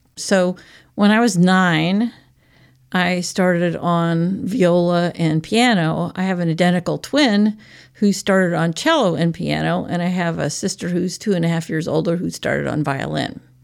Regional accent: Portland, Oregon, United States; moved away as an adult; also born or lived in Seattle, Washington / Eugene, Oregon; now in Aspinwall, Pennsylvania, United States; I was born in Seattle, Washington, and grew up most of the time in Portland, Oregon, or Eugene, and then I came back east to college and have been in the east ever since

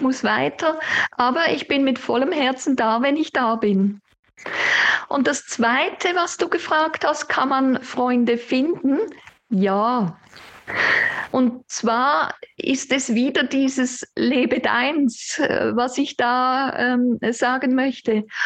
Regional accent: Aesch, Basel-Landschaft, Switzerland; moved away as an adult; also born or lived in Olten; Ich bin in Asch bei Basel aufgewachsen oder eben noch ein paar sonstige Gemeinden

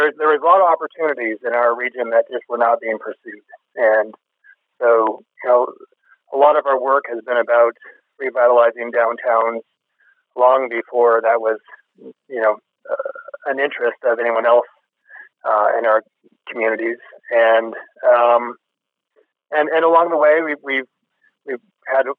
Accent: Billings, Montana, United States; moved away as an adult; also born or lived in California / East Coast / West Coast; I grew up in Billings

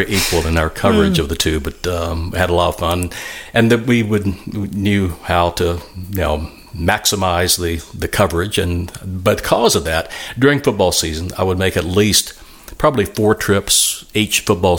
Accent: Mississippi, United States; So I took almost an internship in Tupelo, Mississippi, near my hometown, in order to kind of hang out while she finished her bachelor's degree 6-7 months later.

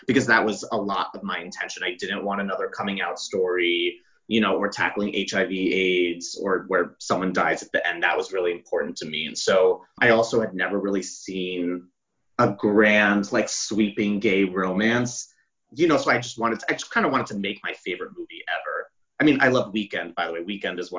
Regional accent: New York City, New York, United States; moved away as an adult; now in Los Angeles, United States; I grew up on the Upper East Side. So in New York

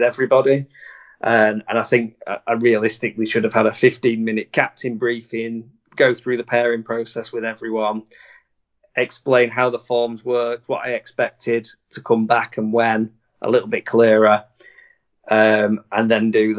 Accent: United Kingdom; we as a British community

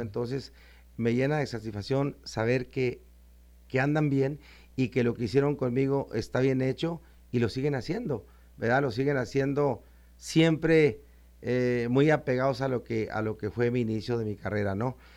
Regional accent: Chihuahua, Mexico; yo soy lo norteño, lo norteño hasta el tope de, de Chihuahua, Chihuahua

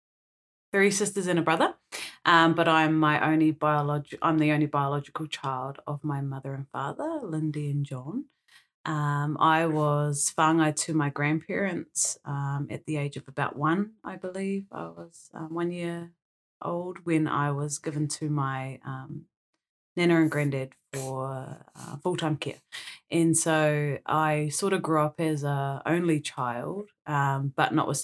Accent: Blenheim, Marlborough, New Zealand; moved away as an adult; now in Auckland, New Zealand; I grew up in Blenheim, and have been here in Tāmaki Makaurau for the last 10, 11 years.

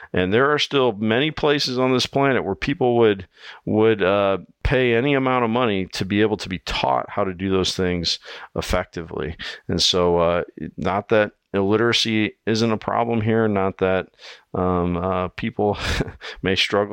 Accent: Iowa, United States; here in my home state of Iowa

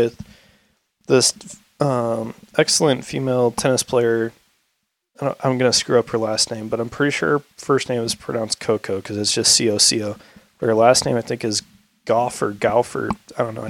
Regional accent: St. Louis, Missouri, United States; now in Boise, United States; I went back to St. Louis, because I was with all my hometown friends

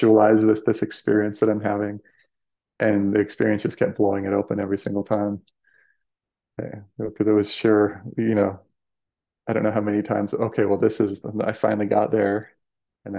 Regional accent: Denver, Colorado, United States; moved away as an adult; now in Sedona, United States; I grew up in Colorado, like Denver area

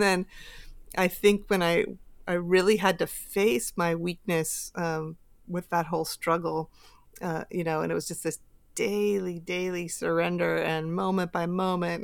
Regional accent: Bay Area, California, United States; I grew up here in the Bay Area

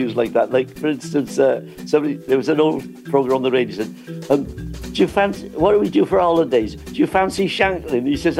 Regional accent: Wales, United Kingdom

